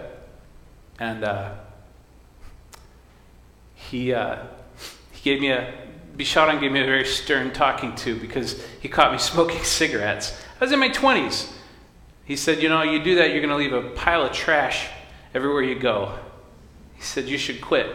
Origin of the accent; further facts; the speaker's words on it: United States; I was born in America to American parents